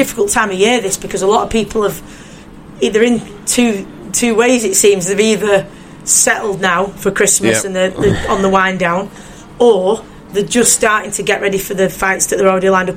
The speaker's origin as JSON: {"language": "English", "country": "United Kingdom", "said": "as a British boxing fan"}